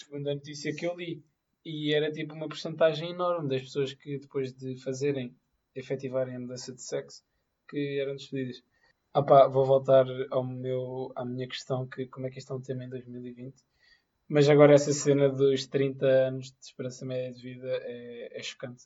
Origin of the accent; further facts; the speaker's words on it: Madorna, Lisbon, Portugal; eu sou da Madorna